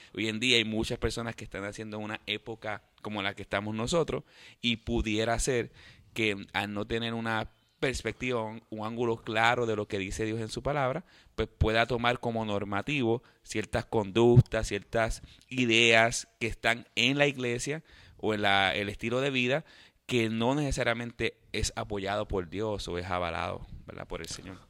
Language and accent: Spanish; Puerto Rico; yo pienso que es católico porque nací en Puerto Rico